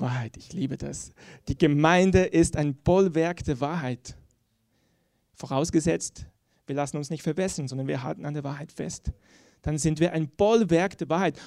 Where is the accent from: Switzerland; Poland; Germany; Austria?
Switzerland; ich sage das als Schweizer. Ähm, wir sind ja in der Schweiz geübt in der Neutralität.